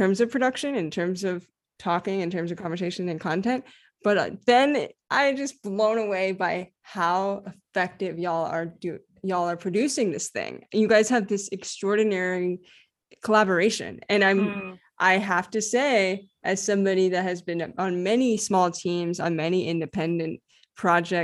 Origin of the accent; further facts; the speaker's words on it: the South, United States; moved away as an adult; also born or lived in New Orleans; now in Los Angeles, United States; I'm from the South originally